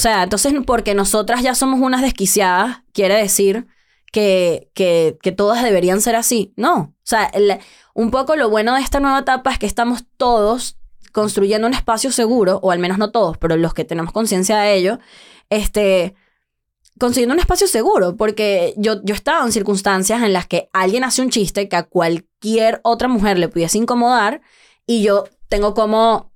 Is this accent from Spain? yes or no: no; Venezuela; now in Mexico; sí soy venezolana